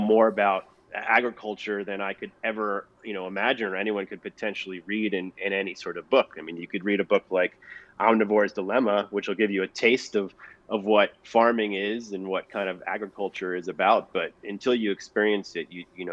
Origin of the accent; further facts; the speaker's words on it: Long Island, New York, United States; also born or lived in Manhattan, New York / Eaton, New York; I grew up in Long Island.